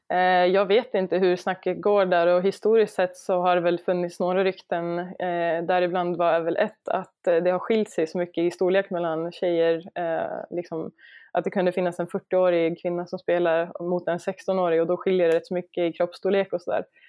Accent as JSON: {"language": "Swedish", "country": "Sweden", "said": "jag som svensk"}